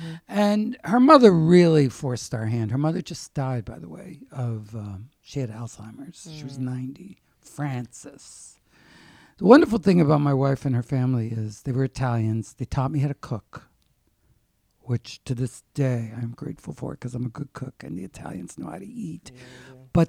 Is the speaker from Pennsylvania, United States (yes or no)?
yes; Wilkes-Barre, Pennsylvania, United States; Wilkes-Barre, Pennsylvania, which is named after John Wilkes and Isaac Barre, but the natives call it Wilkes-Barre. And everybody has a very hard accent, like talk, walk, daughter, look, roof.